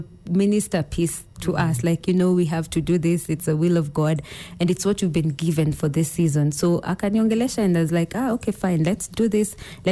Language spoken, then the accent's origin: English; Kenya; I'm from Ukambani.